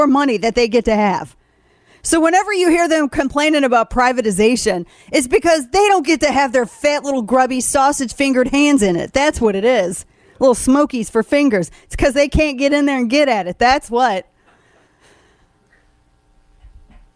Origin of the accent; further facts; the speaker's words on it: the Ozarks, Missouri, United States; now in Texas, United States; I'm from the Ozarks